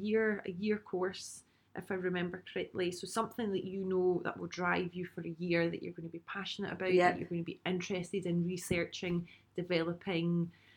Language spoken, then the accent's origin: English; Glasgow, Scotland, United Kingdom; accent: Glasgow; moved away as an adult; also born or lived in London; with the Glasgow accent